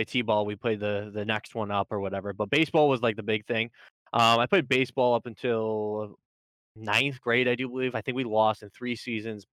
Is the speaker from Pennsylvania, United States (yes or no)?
no; Syracuse, New York, United States; I'm from Syracuse, New York, upstate, baby